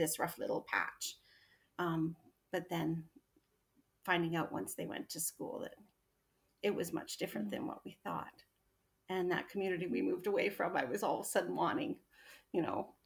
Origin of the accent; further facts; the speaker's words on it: Alberta, Canada; moved away as an adult; now in Edmonton, Canada; we only moved an hour away, but my entire family and my hometown were in that little town